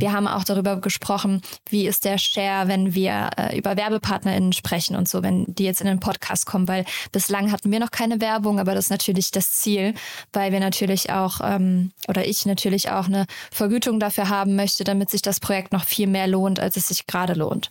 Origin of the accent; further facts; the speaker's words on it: Rhineland, Germany; Also ich komme aus dem Rheinland, ich bin relativ locker und so